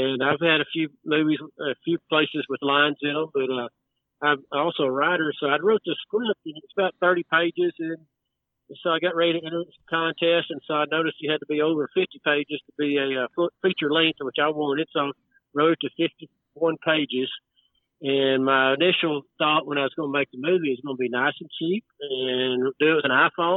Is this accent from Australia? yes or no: no; Dallas, Texas, United States; also born or lived in Wichita Falls, Texas; now in De Leon, United States; I was born in Dallas, and then we moved to our family farm out south Wichita Falls when I was in sixth grade. And I finished high school out there